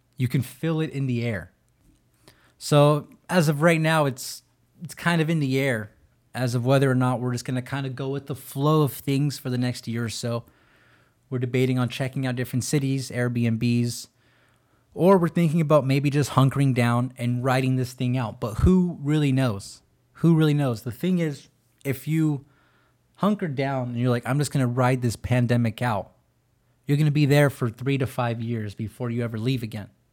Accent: California, United States; California is my home. That's my state.

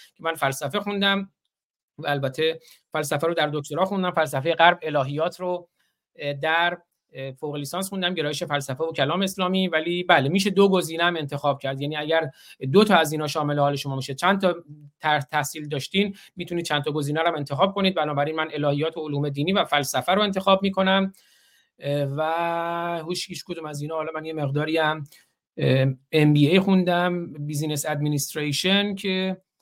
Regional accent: Bakhtiari, Iran; first language Bakhtiari; Persian is a second language; now in United States; زبان مادریمون بختیاری

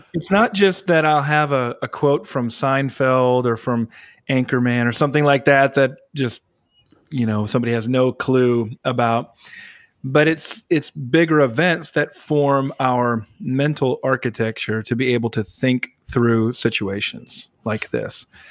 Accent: South Dakota, United States; moved away; near where I grew up in South Dakota

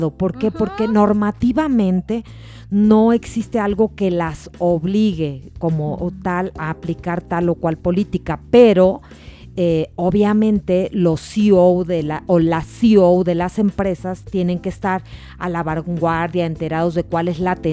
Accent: Sinaloa, Mexico; now in Mexico City, Mexico; Adriana, que me conoce como buena sinaloense, pues esa frase es la aplicable en este caso.

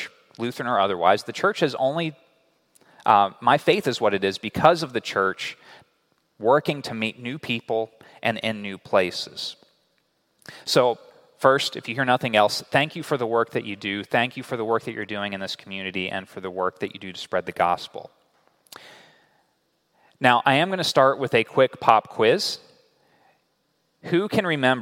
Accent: Clemmons, North Carolina, United States; we moved to the suburbs, Clemens, North Carolina.

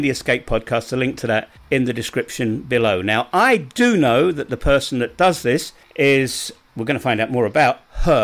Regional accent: London, United Kingdom; I was born in London. I've been living back in England now for decades

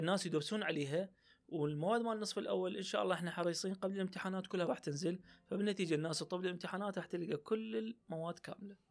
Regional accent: Iraq

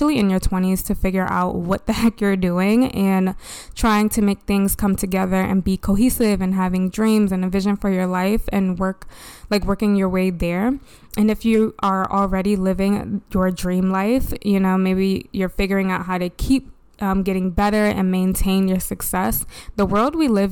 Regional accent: Baltimore, Maryland, United States; born or raised there

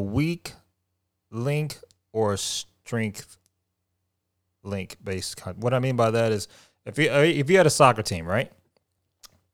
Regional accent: Houston, Texas, United States; I'm from Houston

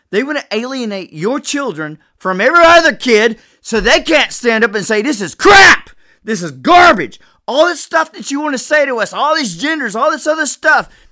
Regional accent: United States; I'm an American

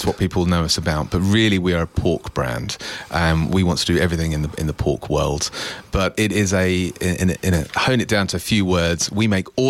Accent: East of England, United Kingdom; So I was born and bred in Essex and then...

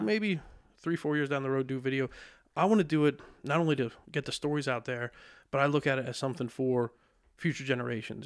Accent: Lebanon, Pennsylvania, United States; also born or lived in Kutztown, Pennsylvania; born and raised in Lebanon

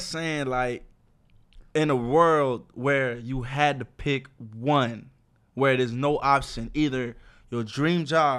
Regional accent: Florida, United States; That's one of my favorite artists growing up in Florida.

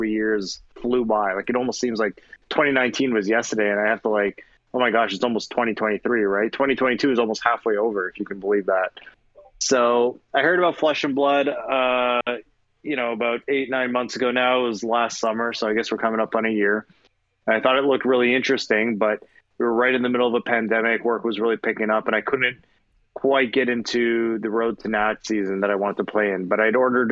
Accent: Milton, Ontario, Canada; now in United States; I was born and raised in Canada in a small town called Milton, Ontario.

